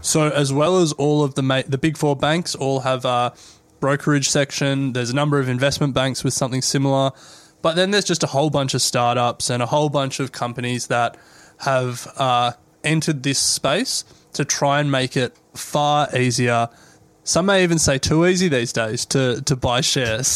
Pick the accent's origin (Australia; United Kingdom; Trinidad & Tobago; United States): Australia; we're Australian